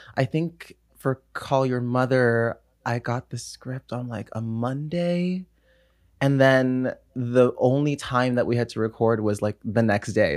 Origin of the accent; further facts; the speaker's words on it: Los Angeles, California, United States; also born or lived in New York; I'm born and raised in Los Angeles, California.